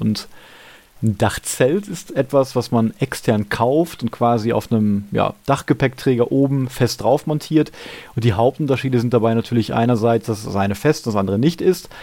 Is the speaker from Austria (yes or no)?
no; Gladbeck, North Rhine-Westphalia, Germany; in meiner Heimatstadt in Gladbeck